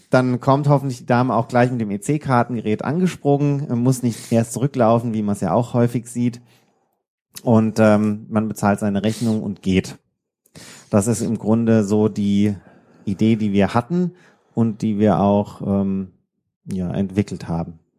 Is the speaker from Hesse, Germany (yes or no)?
yes; Odenwald, Hesse, Germany; now in Darmstadt, Germany; aus dem Odenwald, da wo meine, meine Heimat ist